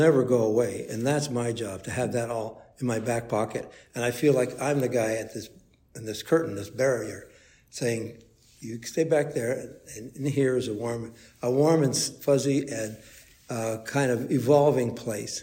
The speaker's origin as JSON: {"language": "English", "town": "Toronto", "region": "Ontario", "country": "Canada", "tie": "born or raised there", "said": "I grew up in Toronto"}